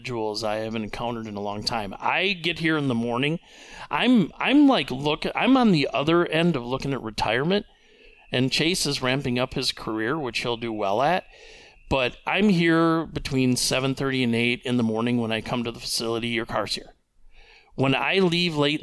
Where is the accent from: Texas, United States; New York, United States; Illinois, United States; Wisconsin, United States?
Wisconsin, United States; DeForest; moved away as an adult; also born or lived in Minneapolis, Minnesota / Hayward, Wisconsin; now in Eau Claire, United States; original hometown, I would say, from age 9 to 18 was DeForest, Wisconsin, down by Madison.